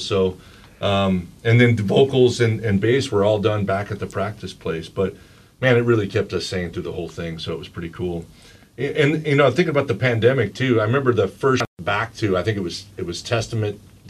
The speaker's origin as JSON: {"language": "English", "town": "Sacramento", "region": "California", "country": "United States", "tie": "born or raised there", "moved": "yes", "said": "And I remember I was living in California, just a kid. What part? I was in Sacramento."}